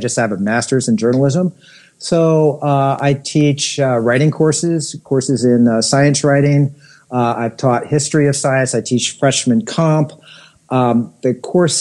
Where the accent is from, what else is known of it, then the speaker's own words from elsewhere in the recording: Connecticut and New York City, United States; I grew up in Connecticut and in New York City.